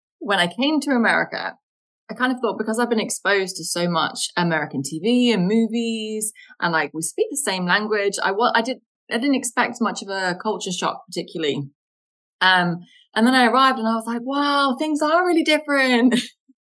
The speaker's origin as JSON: {"language": "English", "country": "United Kingdom", "said": "But I'm British"}